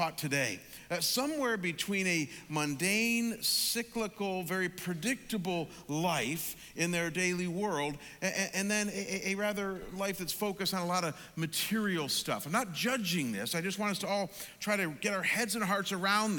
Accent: Midwest, United States; moved away as an adult; now in the desert (US Southwest); as a kid growing up in the Midwest

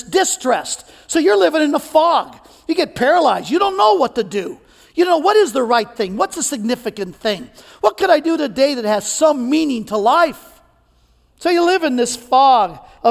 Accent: Cajun, Louisiana, United States; I'm Cajun

